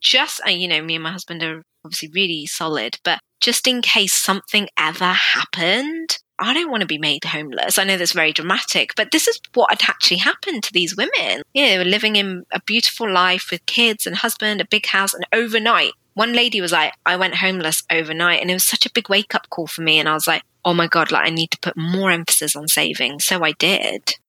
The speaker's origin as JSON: {"language": "English", "country": "United Kingdom", "tie": "born or raised there", "said": "I'm an Asian woman living in the UK very strict Sikh family"}